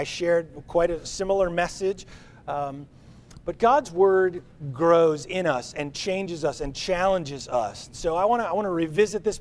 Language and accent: English; New Jersey, United States; We grew up in New Jersey. We grew up 9 or 10 airline miles from New York City.